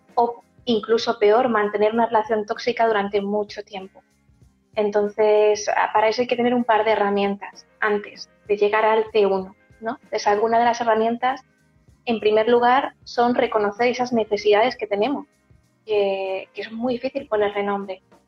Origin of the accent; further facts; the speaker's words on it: Castilla-La Mancha, Spain; yo soy manchega